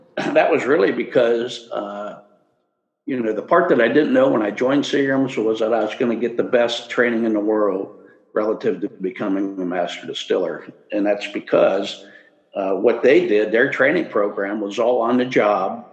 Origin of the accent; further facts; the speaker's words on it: Cincinnati, Ohio, United States; I grew up in Cincinnati